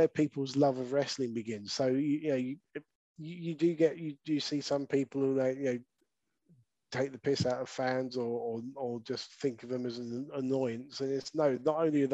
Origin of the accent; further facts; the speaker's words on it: Brighton, South East England, United Kingdom; my hometown of Brighton